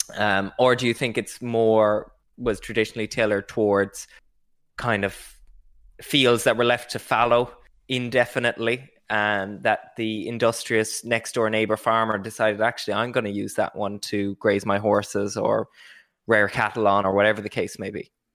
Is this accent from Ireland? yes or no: yes; Ireland